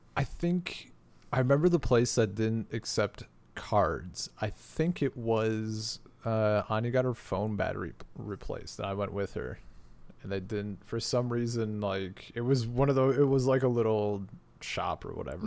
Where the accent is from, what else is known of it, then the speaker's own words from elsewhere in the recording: United States; moved away as an adult; the internet I have now is faster than anything that is currently available in my hometown in America.